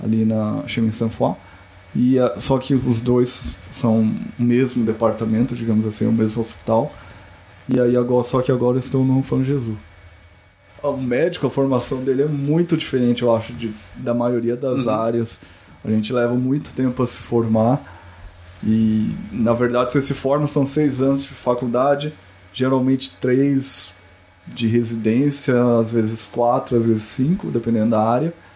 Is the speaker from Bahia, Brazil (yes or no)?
no; Campo Grande, Mato Grosso do Sul, Brazil; moved away as an adult; also born or lived in Curitiba, Brazil; now in Canada; Eu sou de Campo Grande, Mato Grosso do Sul, natural, estudei minha vida inteira lá